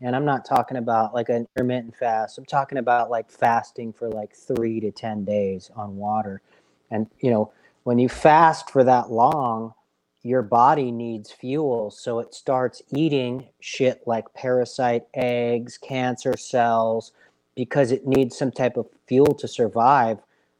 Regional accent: United States; Hey, and I'm an American, so I get it

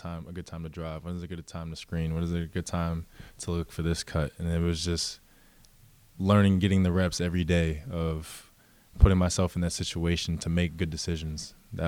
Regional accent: Franklin, Massachusetts, United States; Yeah, because I never really grew up in the Boston area too much. I bounced around a lot as a kid, so I would mainly just say I'm from Massachusetts.

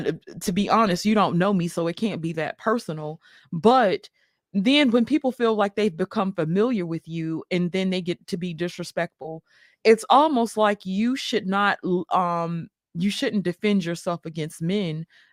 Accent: New York City, New York, United States; also born or lived in Mississippi; Now, y'all know I grew up in New York City as well as Mississippi.

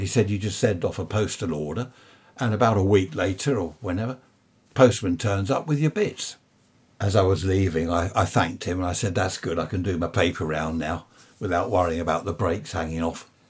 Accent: United Kingdom; being British, that's all we talk about is the weather

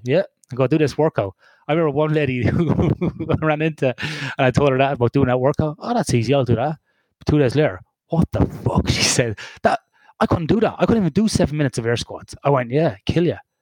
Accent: Ireland; in a recreational sports centre in Ireland, in my hometown.

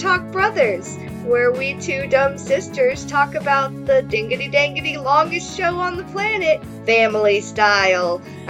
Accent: the South, United States

